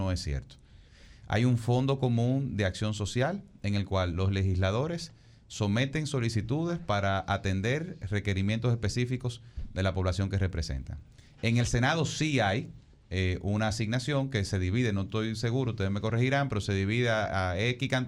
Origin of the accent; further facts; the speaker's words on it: Dominican Republic; yo digo, yo lo que soy es dominicano.